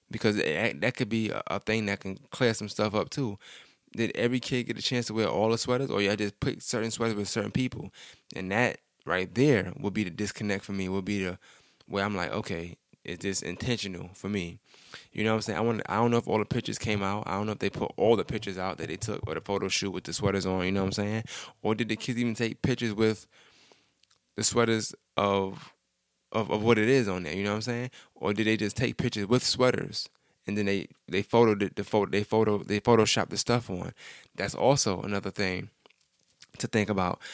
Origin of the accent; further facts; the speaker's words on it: New York, United States; I'm from New York